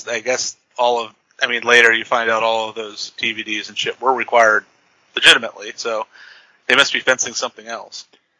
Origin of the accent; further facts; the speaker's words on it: California, United States; For us Californians.